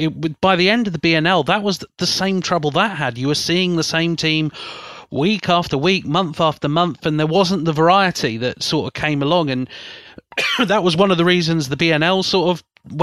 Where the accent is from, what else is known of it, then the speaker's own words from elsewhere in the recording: South East England, United Kingdom; accent: Berkshire; it's an impossible word for me to say with my slightly Berkshire accent here